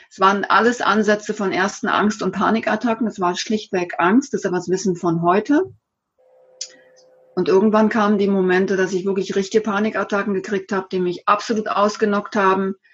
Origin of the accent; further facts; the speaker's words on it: Bad Überkingen, Baden-Württemberg, Germany; Ich hab, war ein typischer Pendler zwischen meinem Heimatort äh, hier in Bad Überkingen und Stuttgart